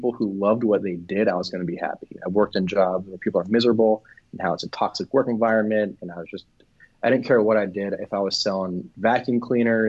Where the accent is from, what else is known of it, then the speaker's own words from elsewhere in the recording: Miami, Florida, United States; moved away as an adult; now in Asheville, United States; I'm from South Florida. I'm from Miami